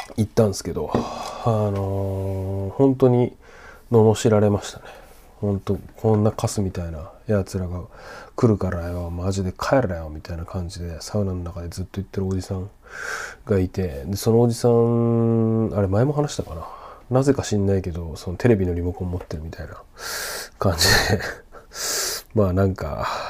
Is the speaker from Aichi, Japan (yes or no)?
no; Sendai, Miyagi, Japan; now in Tokyo, Japan; 仙台出身